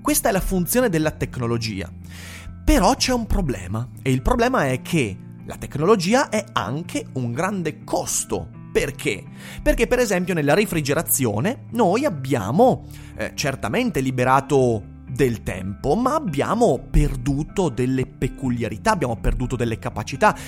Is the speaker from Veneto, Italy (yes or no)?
yes; Vicenza, Veneto, Italy; sono vicentino